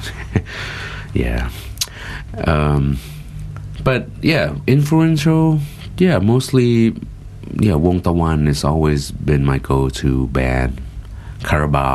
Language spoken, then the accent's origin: English; United States; now in Thailand; I grew up in the States